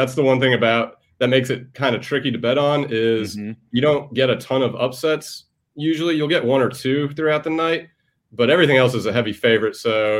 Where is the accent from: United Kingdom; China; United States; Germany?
United States; Atlanta, Georgia; also born or lived in Farmingdale, Long Island, New York / Charlotte, North Carolina; now in Fort Lauderdale, United States; I was born in New York, raised in Atlanta.